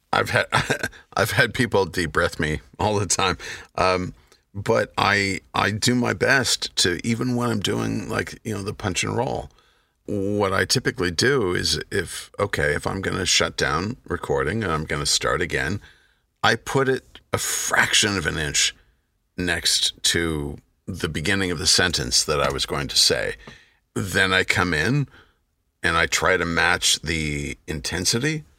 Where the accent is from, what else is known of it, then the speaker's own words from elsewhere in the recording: United States; I'm an American.